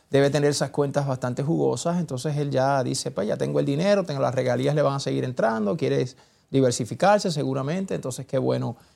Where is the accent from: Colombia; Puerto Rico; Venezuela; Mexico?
Puerto Rico; Yo soy de Puerto Rico también.